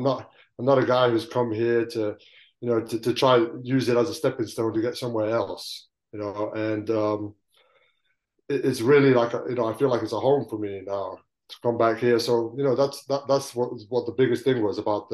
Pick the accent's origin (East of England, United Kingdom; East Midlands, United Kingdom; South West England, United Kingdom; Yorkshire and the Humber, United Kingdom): East Midlands, United Kingdom; Leicester; moved away as an adult; also born or lived in Balkans (ancestry) / Greece / Kosovo; now in Scotland, United Kingdom; I grew up in Leicester.